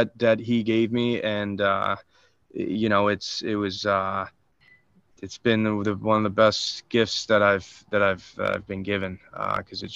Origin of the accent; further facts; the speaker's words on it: Wildwood, New Jersey, United States; here in my hometown, I'm actually playing in Wildwood tonight.